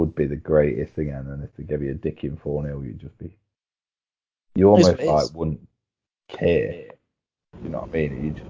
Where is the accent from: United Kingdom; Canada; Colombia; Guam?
United Kingdom; England; we're English, aren't we?